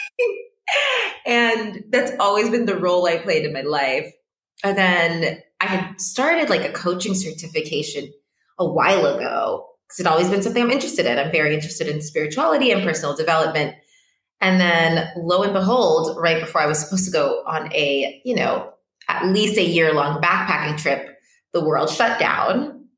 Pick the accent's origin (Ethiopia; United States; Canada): Ethiopia; Addis Ababa; also born or lived in Lisbon, Portugal; now in Cape Verde; And I was born in Lisbon, Portugal. I grew up in Addis Ababa, Ethiopia. My mom is Cape Verdean, which is where I am right now. And my dad is Mozambican.